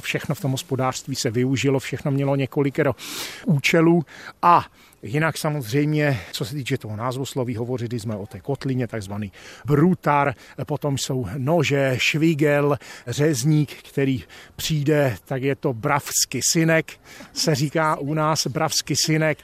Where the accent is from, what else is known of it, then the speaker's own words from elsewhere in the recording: Silesia / Lachia, Moravian-Silesian Region, Czechia; tady u nás ve Slezsku, Lašsku, Valašsku, jak chcete, zkrátka v našem kraji